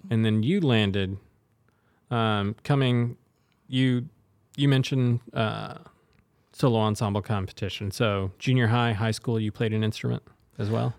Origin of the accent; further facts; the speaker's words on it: Des Moines, Iowa, United States; moved away; I'm originally from Des Moines